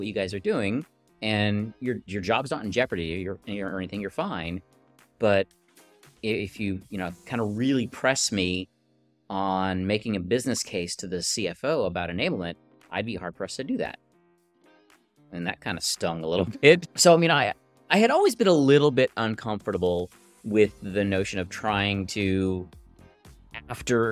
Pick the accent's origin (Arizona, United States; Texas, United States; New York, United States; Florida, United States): Texas, United States; I'm from Texas. I'm in a little town called Dripping Springs outside of Austin